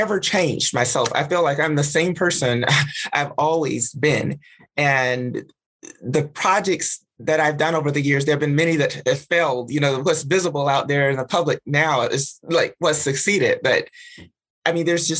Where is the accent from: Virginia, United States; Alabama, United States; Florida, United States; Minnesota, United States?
Alabama, United States; moved away; the social grounding that I got in Alabama